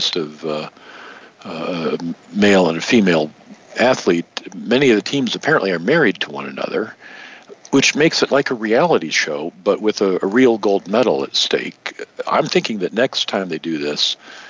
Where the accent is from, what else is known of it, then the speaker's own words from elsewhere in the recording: Michigan, United States; moved away; I grew up in Michigan